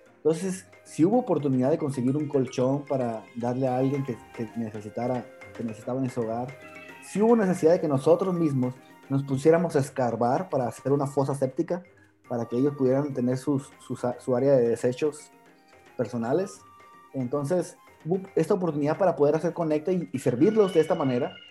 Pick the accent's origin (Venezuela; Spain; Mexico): Mexico; Sonora; moved away as an adult; now in Guatemala; yo vengo de Sonora, México